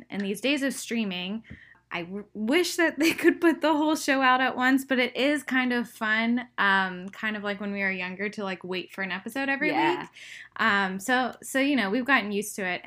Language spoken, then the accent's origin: English; Pittsburgh, Pennsylvania, United States; moved away as an adult; now in Los Angeles, United States; I'm originally from Pittsburgh